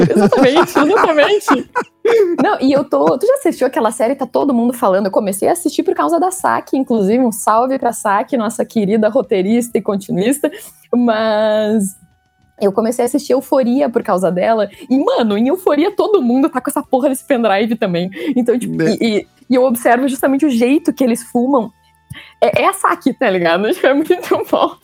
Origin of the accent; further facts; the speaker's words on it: Santa Cruz do Sul, Rio Grande do Sul, Brazil; moved away as an adult; also born or lived in Porto Alegre, Brazil; now in São Paulo, Brazil; eu sou de Santa Cruz, né? Mas eu morei Uh, cinco anos em Porto Alegre por causa da faculdade